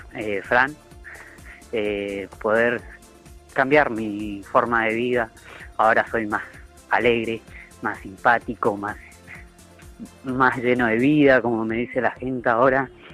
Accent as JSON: {"language": "Spanish", "town": "Paso de los Libres", "region": "Corrientes", "country": "Argentina", "said": "soy de Paso de los Libres, provincia de Corrientes, del país de Argentina"}